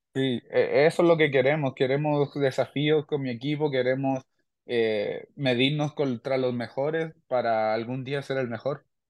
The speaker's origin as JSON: {"language": "Spanish", "country": "Chile", "said": "mi gente chilena"}